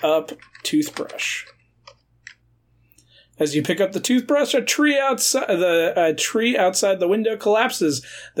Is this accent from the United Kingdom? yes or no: yes; United Kingdom; That's because we're British. There was a wash basin.